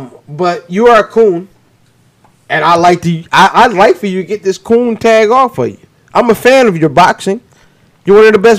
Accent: Severn, Maryland, United States; I'm from Severn

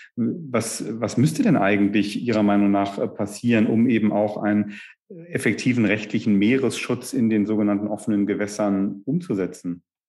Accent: Northern Germany, Germany; als Norddeutscher

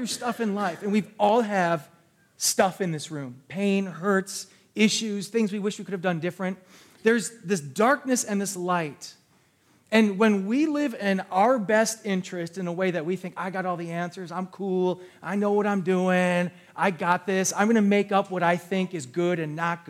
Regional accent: New Berlin, United States; I grew up in the New Berlin area, all these different areas

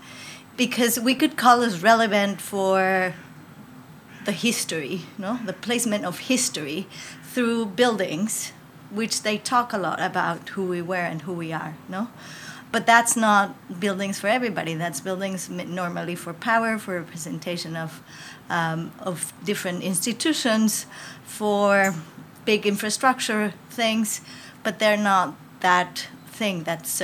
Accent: Mexico; I was born in Mexico, and I feel I'm Mexican totally

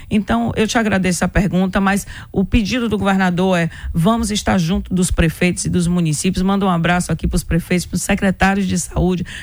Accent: Senhor do Bonfim, Bahia, Brazil; Sou de Senhor do Bonfim.

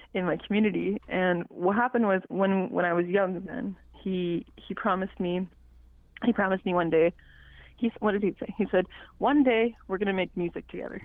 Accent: Mistissini, Quebec, Canada; first language Cree; English is a second language; I'm from the the James Eastern James Bay Cree community of Mistissini. I was born and raised there

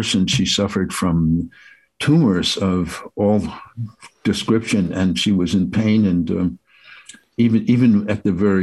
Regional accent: Passaic, New Jersey, United States; I'd been deeply moved by the power of living in Passaic, New Jersey, which was a very diverse town, had more synagogues and churches of various flavors. The Eastern Church was there. I mean, it was just unbelievable. There were so many parades and so forth. And so I had such a rich smorgasbord of experience in my hometown

